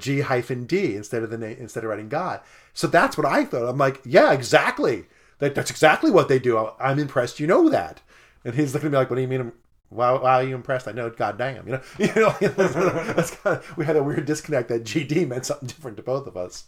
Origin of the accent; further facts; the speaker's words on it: New York, United States; moved away; I grew up in New York, and to me, Christian meant Catholic